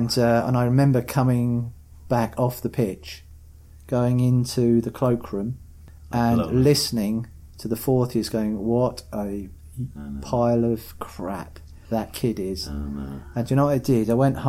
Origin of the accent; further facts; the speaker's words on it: East of England, United Kingdom; I had a really happy childhood. I grew up on a housing estate called Molsham Lodge.